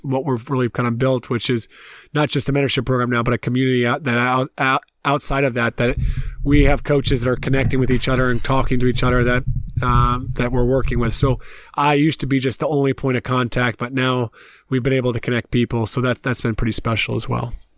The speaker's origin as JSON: {"language": "English", "town": "Columbia", "region": "South Carolina", "country": "United States", "tie": "born or raised there", "also_born_or_lived": "Tennessee / Pennsylvania", "moved": "as an adult", "lives_now": "Ireland", "said": "I left South Carolina where I grew up and I played. Obviously, I grew up in Columbia."}